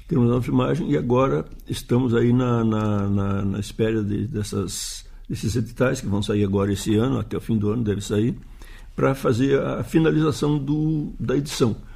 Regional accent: Uruguaiana, Rio Grande do Sul, Brazil; porque eu sou de Uruguaiana, uma cidade da fronteira, do Pampa

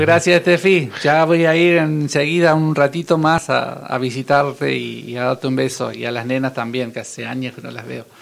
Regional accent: Villa Carlos Paz, Córdoba, Argentina; yo soy de Carlos Paz

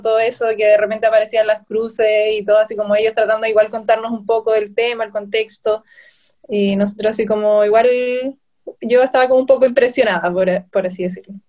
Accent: Chile; also born or lived in Viña del Mar; soy de Chile, vivo en Viña del Mar

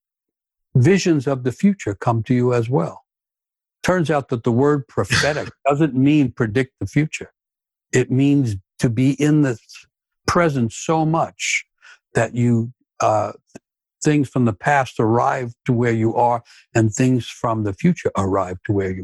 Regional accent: New York City, New York, United States; I grew up in New York City, Manhattan, and in the inner city

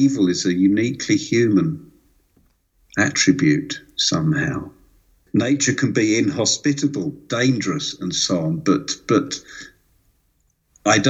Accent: London, United Kingdom; moved away as an adult; now in Switzerland; I grew up in London

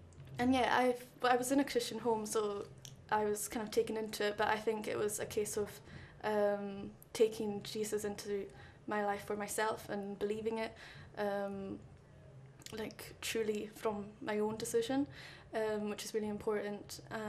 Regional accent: Isle of Lewis, Scotland, United Kingdom; moved away as an adult; now in Glasgow, United Kingdom; Yeah, okay, so I come from the Isle of Lewis, which is at the northwest of Scotland, so I travelled quite a bit to come to Glasgow. I've been here for about a month now, and I'm loving Glasgow.

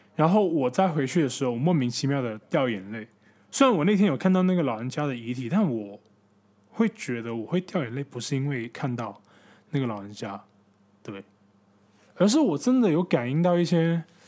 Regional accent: Guangdong, China; moved away; 在我们广东人的

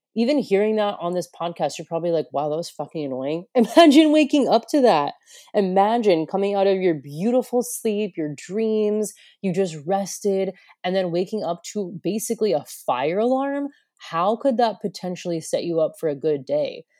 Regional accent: United States; moved away as an adult; also born or lived in Broome, Australia; now in Australia; I come from America

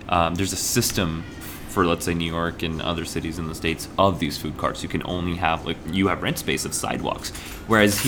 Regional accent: Kurukshetra, Haryana, India; I'm from Kurukshetra

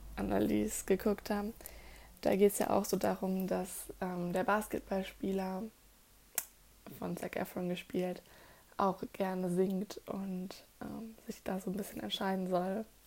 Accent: Germany; bei uns in Deutschland

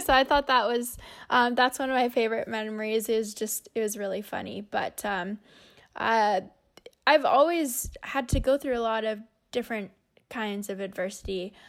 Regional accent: Winnipeg, Manitoba, Canada; being a Canadian

